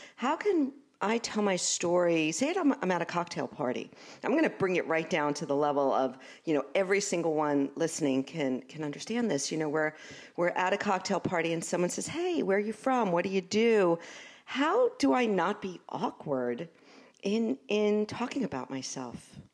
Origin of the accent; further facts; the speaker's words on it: New York City, New York, United States; accent: Brooklyn; I'm from Brooklyn, you know, so I f, I find sometimes my Brooklyn accent, it comes through